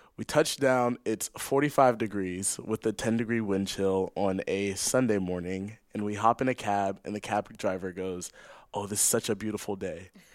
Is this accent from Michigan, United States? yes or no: no; Los Angeles, California, United States; moved away as an adult; now in Santa Clara, United States; I'm from Los Angeles, California